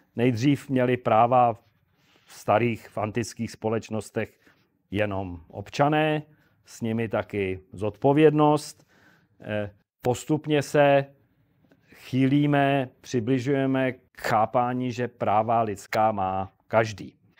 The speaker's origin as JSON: {"language": "Czech", "region": "Prague", "country": "Czechia", "said": "já jsem Pražák starý"}